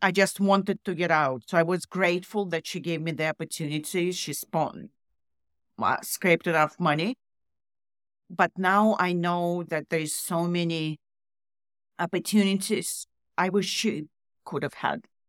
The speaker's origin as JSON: {"language": "English", "country": "Russia", "tie": "born or raised there", "also_born_or_lived": "Canada", "moved": "as an adult", "said": "I grew up in Russian communist Russia"}